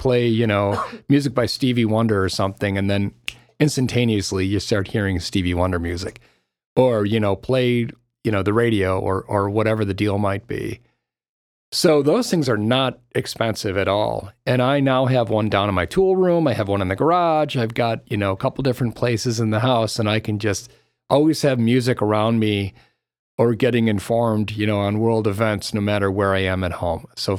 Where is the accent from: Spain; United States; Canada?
United States; Park Ridge, Illinois; For thin crust, I really do like Pizza Factory because it reminds me of the pizza that I grew up with down in Park Ridge.